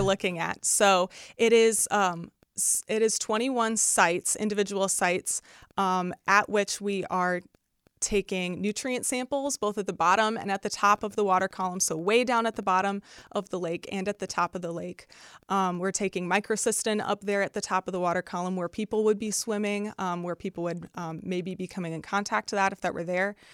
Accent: Northwest Indiana, United States; I'm from Northwest Indiana

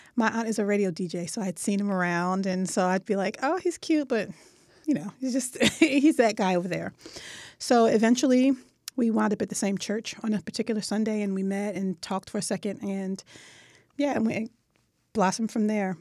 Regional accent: Philadelphia, Pennsylvania, United States; West Philadelphia

